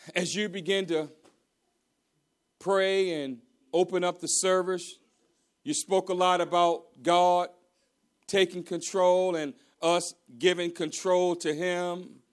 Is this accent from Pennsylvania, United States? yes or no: no; Maryland, United States; I'm from Maryland